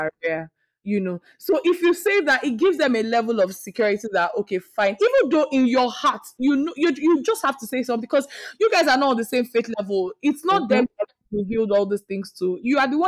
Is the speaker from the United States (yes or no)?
no; Nigeria; as a Nigerian daughter